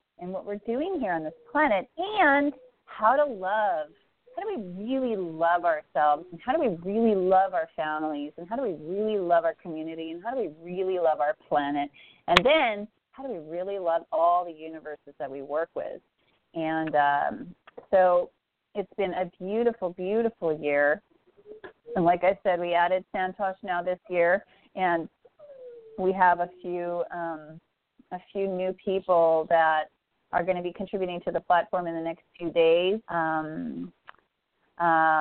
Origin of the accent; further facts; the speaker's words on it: Saskatchewan, Canada; I'm from Saskatchewan, 72 tribes just in my one province